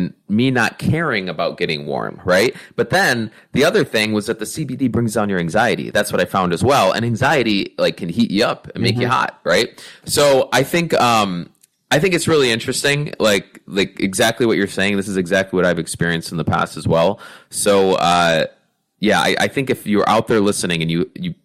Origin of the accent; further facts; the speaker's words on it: Northeast, United States; growing up in the Northeast